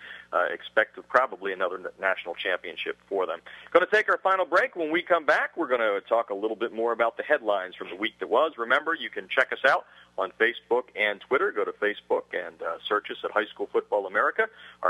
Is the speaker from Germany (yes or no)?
no; Pennsylvania, United States; moved away; I'm from Pennsylvania originally